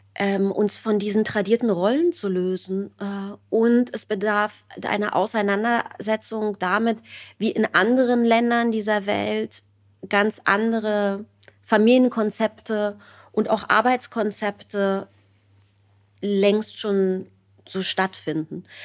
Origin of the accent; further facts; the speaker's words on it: East Germany, Germany; ich bin Ostdeutsche